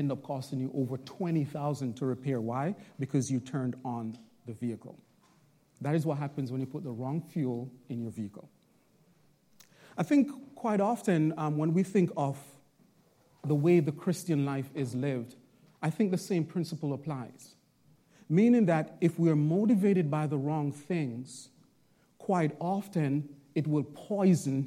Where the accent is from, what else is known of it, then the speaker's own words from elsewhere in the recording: Jamaica; also born or lived in Bronx, New York; now in Long Island, United States; I'm originally from Jamaica